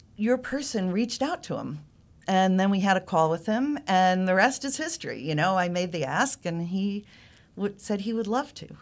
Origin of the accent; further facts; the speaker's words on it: Northeast, United States; moved away as an adult; now in North Carolina, United States; I'm originally from the Northeast